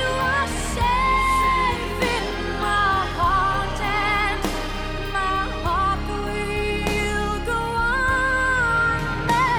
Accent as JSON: {"language": "English", "country": "Niger", "tie": "born or raised there", "also_born_or_lived": "Arlit / Niamey", "second_language": "English", "said": "in my hometown because I live in Chuntabraden"}